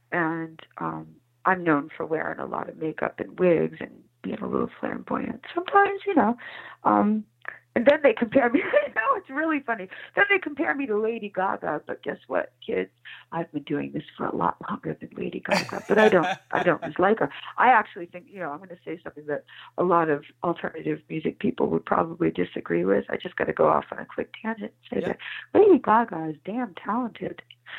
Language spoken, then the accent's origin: English; Providence, Rhode Island, United States; born there; also born or lived in New York City / Alexandria, Virginia; Yes, I was born in Providence, Rhode Island, but my My mother had been married multiple times.